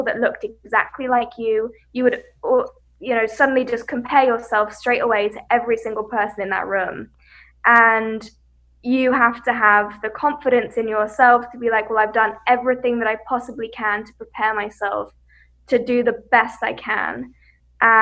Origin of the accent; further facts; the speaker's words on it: West Sussex, South East England, United Kingdom; I grew up in West Sussex in the UK, and I grew up in the countryside.